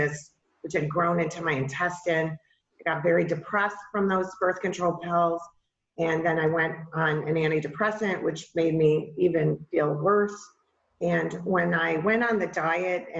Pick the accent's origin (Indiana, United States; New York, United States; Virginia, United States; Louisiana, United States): New York, United States; outside of Buffalo; moved away as an adult; also born or lived in Georgia / Florida; I grew up outside of Buffalo, New York, in a small town